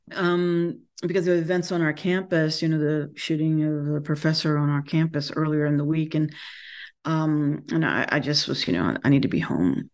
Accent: North Carolina, United States; moved away; born and bred in North Carolina

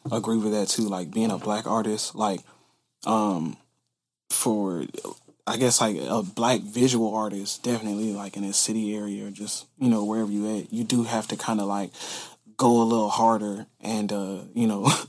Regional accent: Conyers, Georgia, United States; also born or lived in Decatur, Georgia; now in Savannah, United States; like coming up in Atlanta, like I was born like in Decatur, but then like I went to school and everything like further east, like out in Conyers.

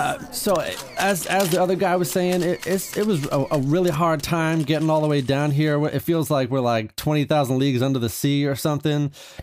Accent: Bel Air, California, United States; from Bel Air

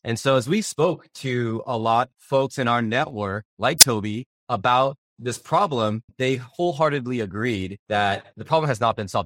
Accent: Upland, California, United States; I was born and raised in Southern California

